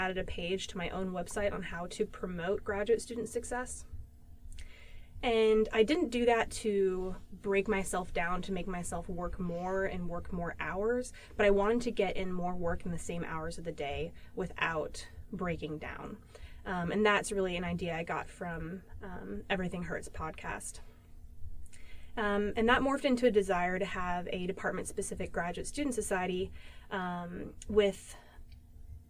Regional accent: California, United States; moved away; I am from California originally

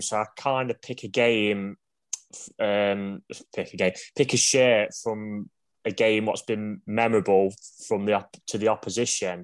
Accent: Ilkeston, East Midlands, United Kingdom; I come from Ilkeston

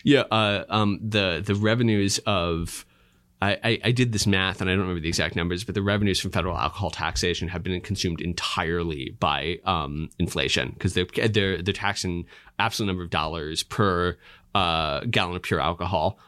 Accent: Pennsylvania, United States; I'm from Pennsylvania

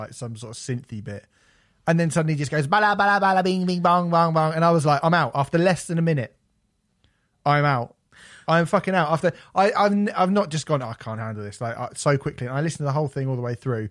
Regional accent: United Kingdom; I feel bad for being British

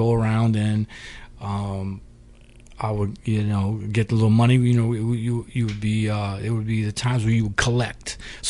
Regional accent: Rochester, New York, United States; I hail from upstate New York, Rochester, New York, to be specific.

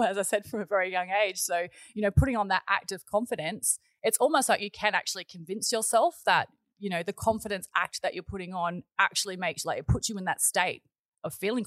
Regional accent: Gold Coast, Queensland, Australia; also born or lived in Wollongong, New South Wales; I was born and bred in Wollongong, and we moved to the Gold Coast when I was about seven. My family purchased a tourist park up here on the Tweed River, and we moved up to the Gold Coast then. So I've been here ever since I was seven

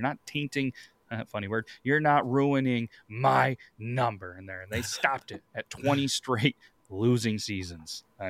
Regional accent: Houston, Texas, United States; I know we're from Houston

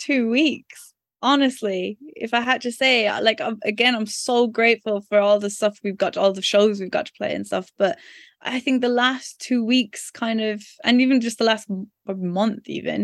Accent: Ireland; I don't know, is it because we're Irish? Then it's kind of the thing of, oh, you're not English.

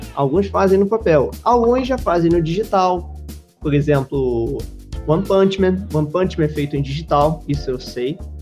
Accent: Rio de Janeiro, Brazil; eu sou carioca e brasileiro

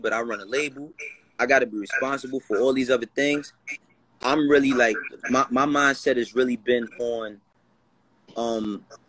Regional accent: New York City, New York, United States; I'm from Harlem and the Bronx

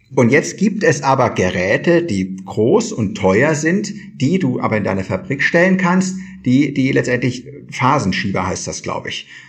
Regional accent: Kirchheim, Germany; bei uns in Kirchheim

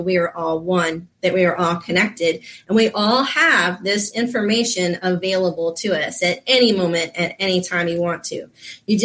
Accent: Florida, United States; I grew up down here in Florida

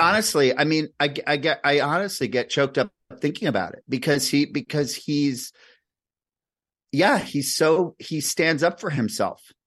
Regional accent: New Jersey, United States; I grew up in New Jersey

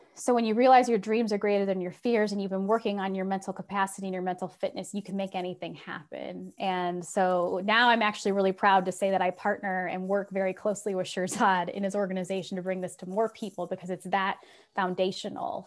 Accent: Republic, Ohio, United States; also born or lived in Silicon Valley, California; I was born and raised in Republic, Ohio, population 600

